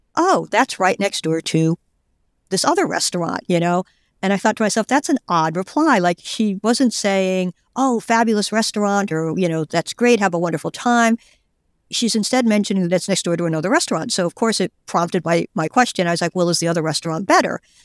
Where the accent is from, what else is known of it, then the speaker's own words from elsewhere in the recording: United States; I'm an American